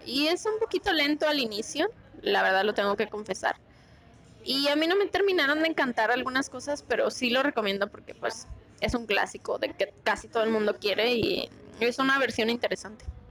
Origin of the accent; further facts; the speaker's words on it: Mexico; así somos los mexicanos